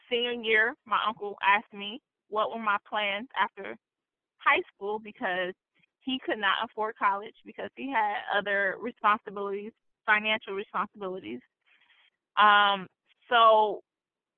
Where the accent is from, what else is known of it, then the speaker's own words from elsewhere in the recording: Saginaw, Michigan, United States; moved away as an adult; now in Columbus, Ohio, United States; Saginaw is what raised me.